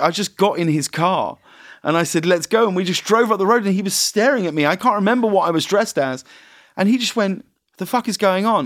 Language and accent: English; United Kingdom; I'm British